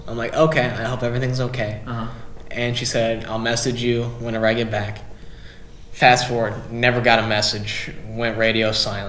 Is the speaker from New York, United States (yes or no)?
no; Carbondale, Illinois, United States; also born or lived in Murfreesboro; I'm from Carbondale.